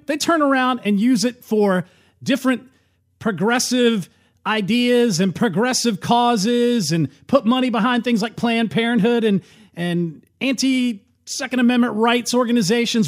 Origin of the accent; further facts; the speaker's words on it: United States; as an American